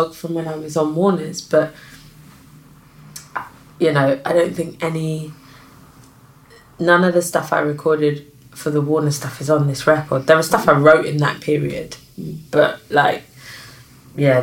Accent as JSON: {"language": "English", "region": "London", "country": "United Kingdom", "said": "I'm from South London."}